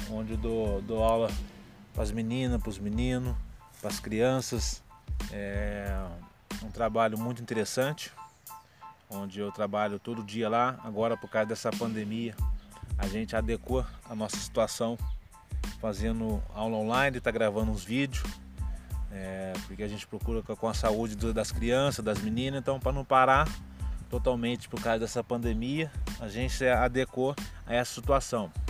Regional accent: Itajubá, Minas Gerais, Brazil; eu nasci, fui criado em Itajubá

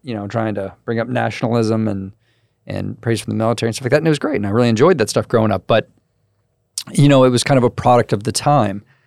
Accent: Crestview, Florida, United States; I'm from Crestview, so it's a very military heavy

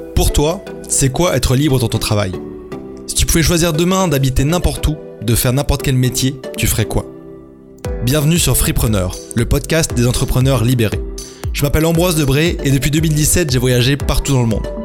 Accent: France; also born or lived in Germany / England; je suis né en Allemagne en 1992 de parents français qui étaient expatriés, puis on a habité en Angleterre avant de rentrer en France quand j'avais 4 ans. J'ai fait mon parcours à l'école en France

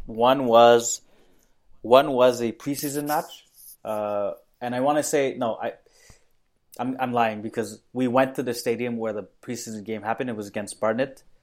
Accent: Mauritius; I was born in Mauritius, which is a tiny island off the east coast of Africa

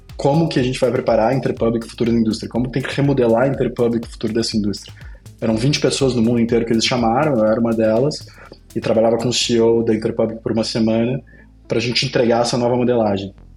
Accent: Pelotas, Rio Grande do Sul, Brazil; Eu sou de Pelotas, né, do interior do Rio Grande do Sul

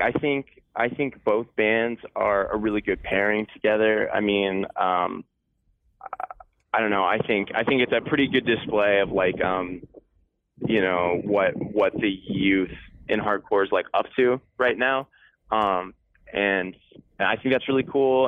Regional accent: Connecticut, United States; I'm from Connecticut

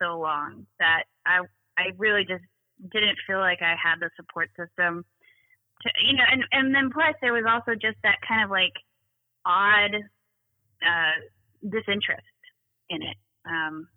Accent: California, United States; moved away as an adult; also born or lived in East Coast; Moved away from California, moved to the East Coast, and started kind of living my life as an adult

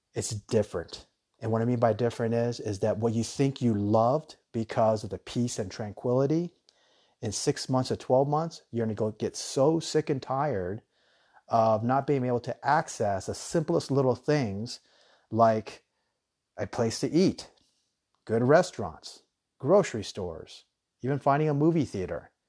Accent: United States; moved away as an adult; now in Thailand; I'm American, and I love America

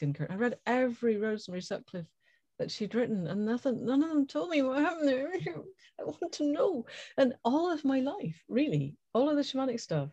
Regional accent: Scotland, United Kingdom; I was born and brought up in Scotland

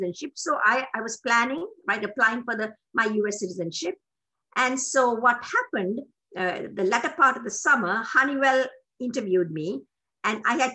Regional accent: Sri Lanka; moved away as an adult; also born or lived in Bristol, United Kingdom / New Mexico, United States; now in United States; I'm a Tamil from Sri Lanka.

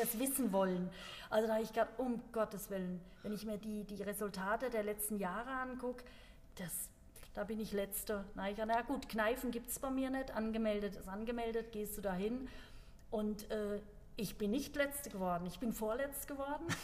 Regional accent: Germany; bei uns in Deutschland

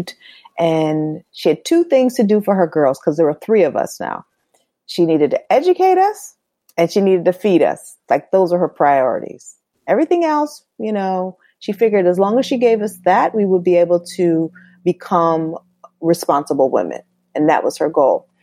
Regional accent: Norwalk, Connecticut, United States; also born or lived in Bronx, New York; I was born in the Bronx, but I grew up in Norwalk, Connecticut

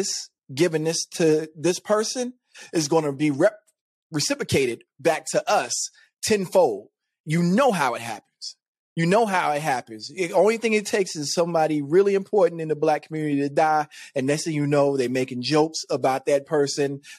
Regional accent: United States; I'm American

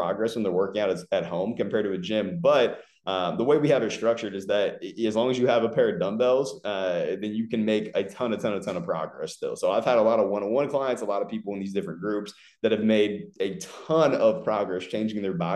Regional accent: Ohio, United States; moved away as an adult; also born or lived in Los Angeles / Philadelphia; now in Fort Lauderdale, United States; I'm originally from Ohio. I lived there for the first 24 years of life, and then I moved to Los Angeles in February of 2019

